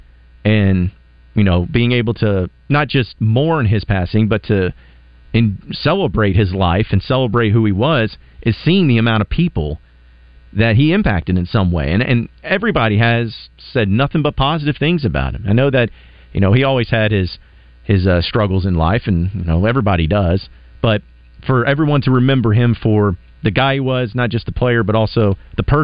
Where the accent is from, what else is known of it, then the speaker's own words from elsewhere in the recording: Arkansas, United States; we're here in Arkansas and, you know, I grew up here in Arkansas.